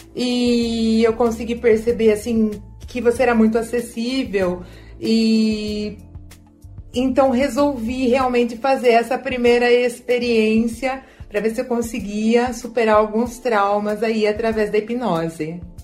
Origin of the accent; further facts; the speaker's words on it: Leme, São Paulo, Brazil; eu sou da cidade de Leme